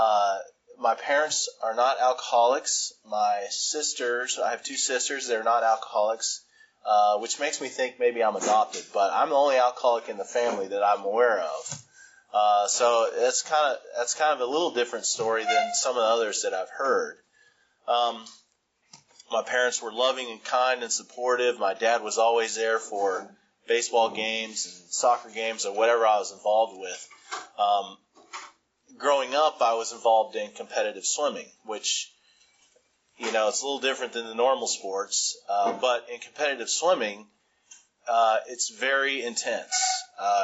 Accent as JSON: {"language": "English", "town": "Huntsville", "region": "Alabama", "country": "United States", "tie": "born or raised there", "said": "I grew up in Huntsville, Alabama"}